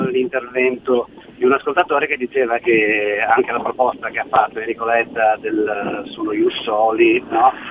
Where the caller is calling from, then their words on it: Genoa, Liguria, Italy; Eh eh, chiamo da Genova.